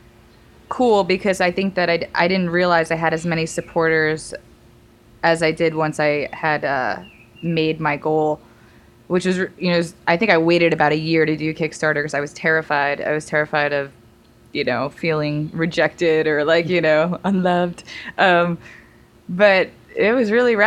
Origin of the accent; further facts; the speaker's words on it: New York, United States; moved away as an adult; also born or lived in Arizona / Hawaii / London / San Francisco; I'm from New York